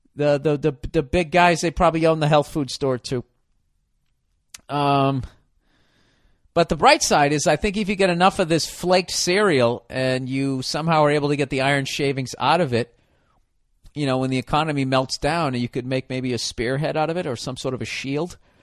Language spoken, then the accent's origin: English; United States; I'm an American